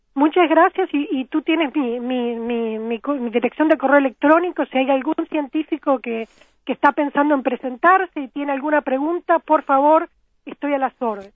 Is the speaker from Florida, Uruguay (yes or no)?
yes; Florida, Uruguay; moved away as an adult; also born or lived in Montevideo, Uruguay / Boston, United States; now in Oxford, United Kingdom; yo nací, nací en Florida eh, y viví mis primeros 12 años en Florida cuando me, nos mudamos a Montevideo